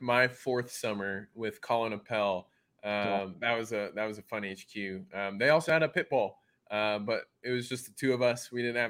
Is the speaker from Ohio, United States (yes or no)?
no; Omaha, Nebraska, United States; moved away; going from like the Midwest, growing up in Omaha, Nebraska